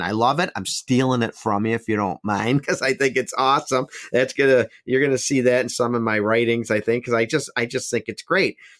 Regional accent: Buffalo, New York, United States; my own hometown, Buffalo, New York

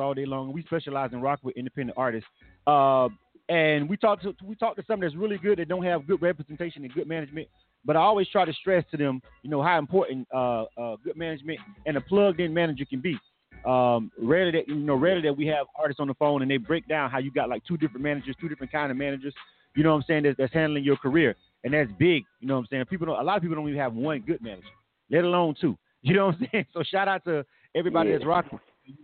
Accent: Panama City, Florida, United States; born or raised there

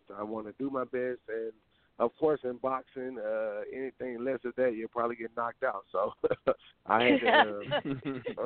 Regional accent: Macon, Georgia, United States; now in Los Angeles, United States; I'm from Georgia, so I'm a country boy.

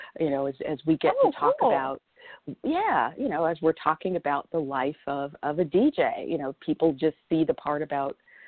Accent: Southwest, United States; now in Florida, United States; I grew up in the Southwest. So I grew up around horses.

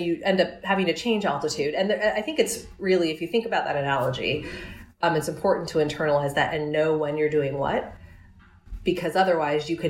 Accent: New York, United States; New York. I'm a New Yorker

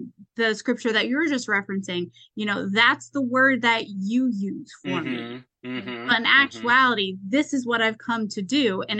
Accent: United States; I'm an American

